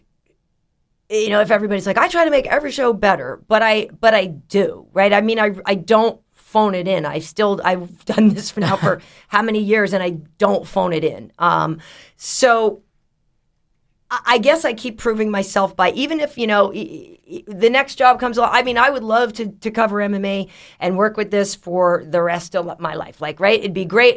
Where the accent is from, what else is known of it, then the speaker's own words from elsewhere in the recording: Boston, Massachusetts, United States; I'm from Boston